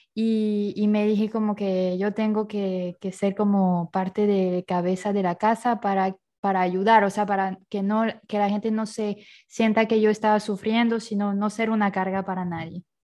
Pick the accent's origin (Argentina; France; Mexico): France; Bayonne, Nouvelle-Aquitaine; moved away as an adult; also born or lived in Paris, France / Finland; now in Ecuador; yo nací en Francia, en Bayonne, que es una ciudad en el suroeste de Francia.